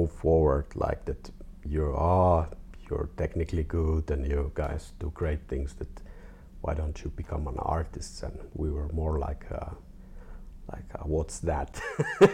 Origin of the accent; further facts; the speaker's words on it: Finland; also born or lived in Helsinki; I'm from Finland, 42 years old.